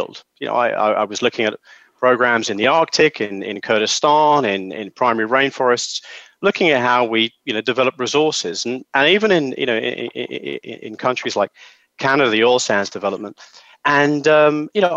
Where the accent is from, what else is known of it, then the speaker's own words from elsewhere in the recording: London, United Kingdom; I'm from London